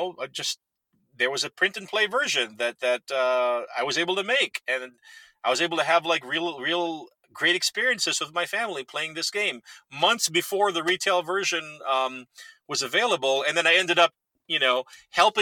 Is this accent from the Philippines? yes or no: yes; Philippines; moved away; I was born and raised in the Philippines